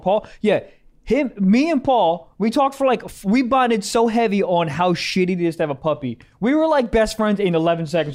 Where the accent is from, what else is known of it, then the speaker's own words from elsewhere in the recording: Maryland, United States; moved away; my fucking house back in Maryland.